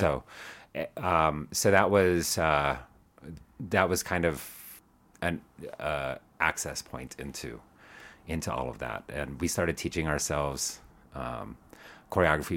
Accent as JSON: {"language": "English", "town": "Tucson", "region": "Arizona", "country": "United States", "tie": "born or raised there", "also_born_or_lived": "Chandler, Arizona", "moved": "yes", "lives_now": "Denver, United States", "said": "I grew up in Arizona, so, um, mostly, uh, well, kind of various places. I was, um, Tucson when I was, I think we moved there when I was four"}